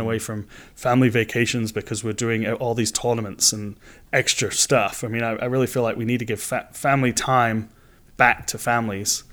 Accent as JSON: {"language": "English", "town": "Manchester", "region": "North West England", "country": "United Kingdom", "tie": "born or raised there", "moved": "as an adult", "lives_now": "United States", "said": "I grew up in Manchester, in England, so it's, it's been in the blood since I was born"}